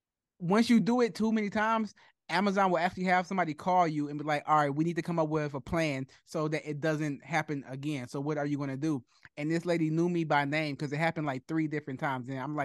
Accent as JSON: {"language": "English", "town": "Detroit", "region": "Michigan", "country": "United States", "tie": "born or raised there", "said": "I'm from Detroit. I'm born and raised in Detroit."}